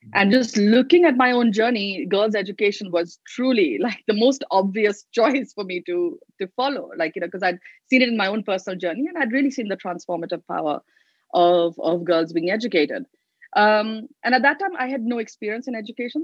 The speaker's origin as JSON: {"language": "English", "region": "Delhi", "country": "India", "tie": "born or raised there", "said": "I grew up in Delhi"}